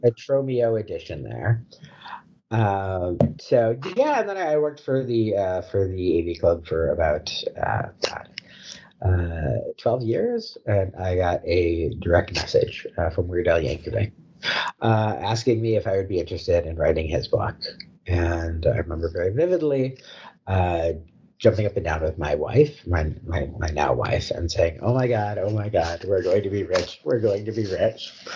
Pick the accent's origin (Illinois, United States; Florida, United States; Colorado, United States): Illinois, United States; Chicago; also born or lived in Kansas City, Missouri / Milwaukee, Wisconsin; now in Alpharetta, United States; I grew up in Chicago